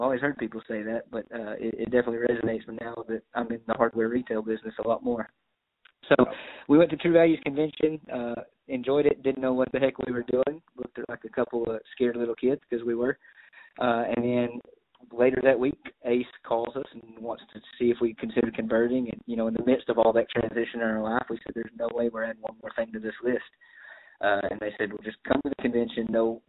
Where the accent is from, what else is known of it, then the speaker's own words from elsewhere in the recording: Brownwood, Texas, United States; also born or lived in Dallas; now in Brownwood, United States; my hometown where the in-laws and everybody was. Small town, right smack dab in the middle of Texas. Brownwood